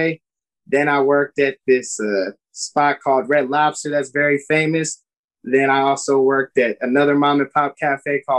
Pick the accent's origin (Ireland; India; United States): United States; Vallejo, California; we're from Vallejo